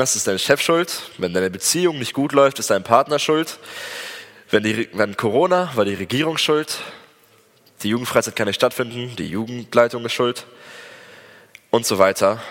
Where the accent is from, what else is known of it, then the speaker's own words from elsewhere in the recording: Germany; also born or lived in Espelkamp, Germany; als Deutsche